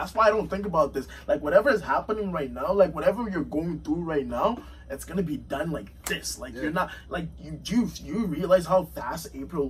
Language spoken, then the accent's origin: English; Winnipeg, Manitoba, Canada; Yeah, I'm from Winnipeg, bro. That's how we sound. That's how I sound, bro. You know, 204.